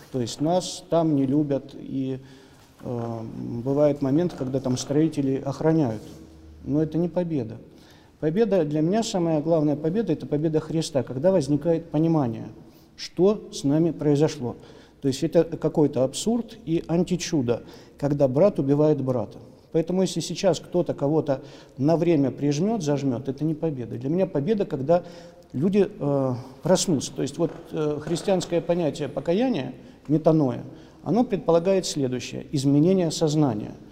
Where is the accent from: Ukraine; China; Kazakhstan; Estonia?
Ukraine; Я украинец. Я украинец, который воспитан в украинстве.